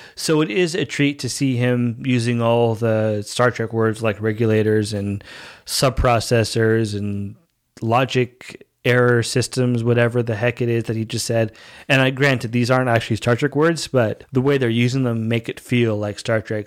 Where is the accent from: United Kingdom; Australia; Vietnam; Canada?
Canada; also born or lived in Dominican Republic; I speak the language and I grew up here. So I'm basically Canadian